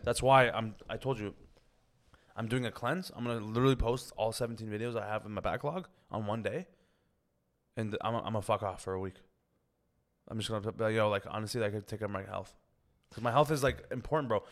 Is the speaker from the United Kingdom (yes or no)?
no; Toronto, Ontario, Canada; I grew up in Scarborough